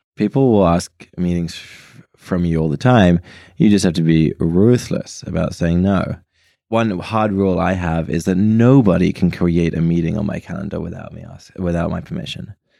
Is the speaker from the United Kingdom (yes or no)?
yes; United Kingdom; I'm British